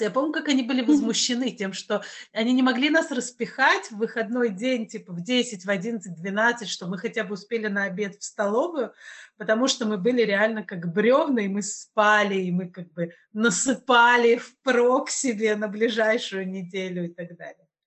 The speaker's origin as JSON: {"language": "Russian", "town": "Kazan", "region": "Tatarstan", "country": "Russia", "said": "я из Казани, ну, вполне себе Россия"}